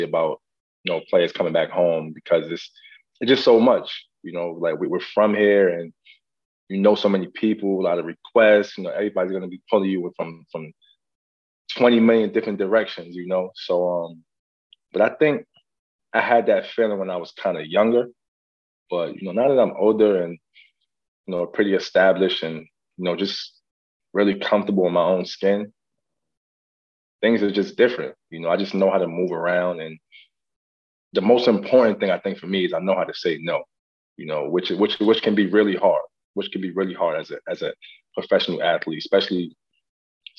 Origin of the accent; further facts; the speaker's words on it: New York, United States; I'm from New York